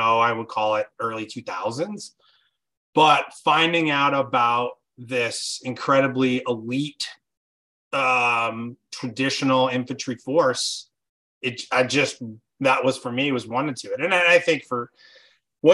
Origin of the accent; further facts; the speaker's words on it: Caldwell, Idaho, United States; moved away; we grew up in Idaho